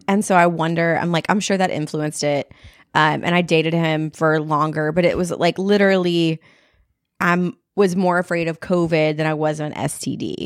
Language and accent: English; Texas, United States; I'm from Texas